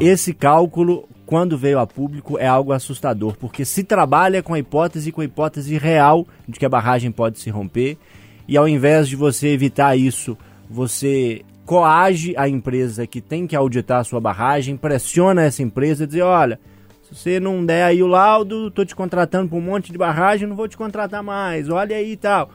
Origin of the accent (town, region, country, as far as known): Minas Gerais, Brazil; accent: mineiro